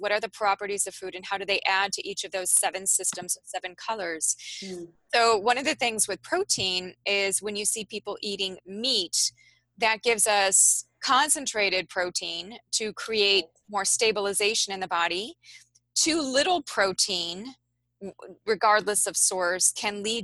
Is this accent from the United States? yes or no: yes; Midwest of the United States, United States; I'm from the Midwest of the United States